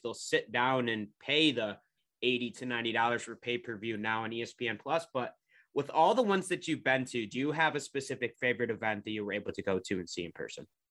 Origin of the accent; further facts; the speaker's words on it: Rochester, New York, United States; I'm from Rochester area